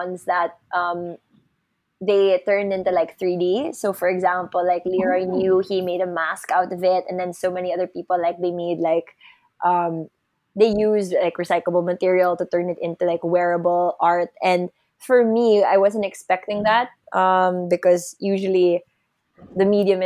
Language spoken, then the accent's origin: English; Philippines; as a Filipino